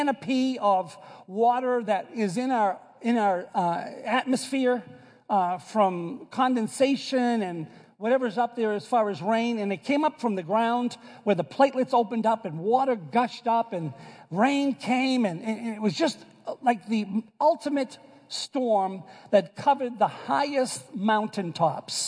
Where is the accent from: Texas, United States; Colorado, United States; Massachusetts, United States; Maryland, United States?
Massachusetts, United States; Boston; accent: Bostonian; moved away; also born or lived in New York; I am from Boston, and so I say it ark